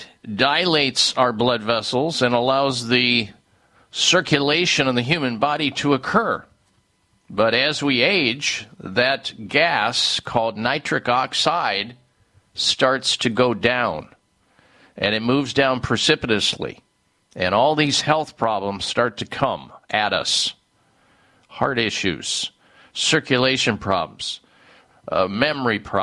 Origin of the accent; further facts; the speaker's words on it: Midwest, United States; growing up in the Midwest